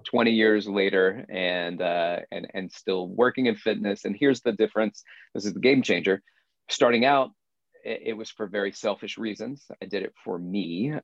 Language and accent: English; Florence, Alabama, United States; moved away; my hometown of Florence, Alabama.